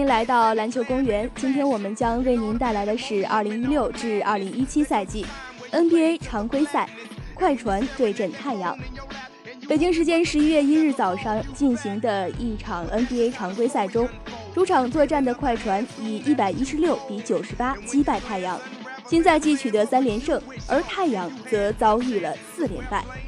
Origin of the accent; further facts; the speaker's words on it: Tianjin, China; 同样作为一名土生土长的天津球迷